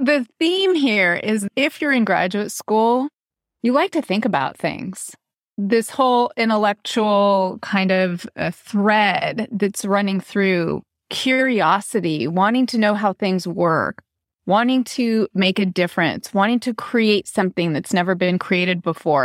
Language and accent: English; Southern California, United States; moved away as an adult; also born or lived in Massachusetts; I came from Southern California, went to Massachusetts for my graduate work